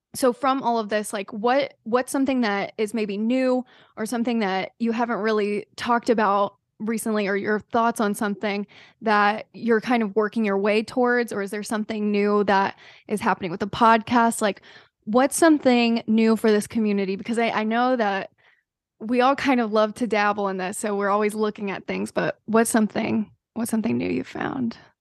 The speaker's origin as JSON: {"language": "English", "region": "the South", "country": "United States", "tie": "born or raised there", "said": "myself growing up in the South"}